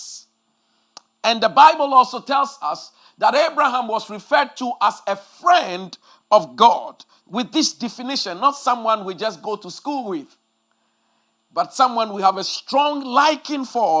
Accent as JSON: {"language": "English", "country": "Ghana", "tie": "born or raised there", "said": "when we were growing up in Ghana years ago"}